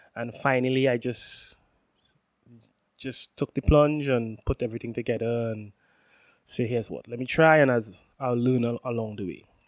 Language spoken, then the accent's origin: English; Trinidad & Tobago; I'm from Trinidad and Tobago, for who, those who know, which is the most southerly island in the Caribbean